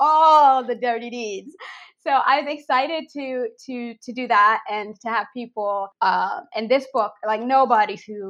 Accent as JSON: {"language": "English", "region": "Maryland", "country": "United States", "moved": "yes", "lives_now": "Canada", "said": "I'm from Maryland, so I do summers in Maryland with my family."}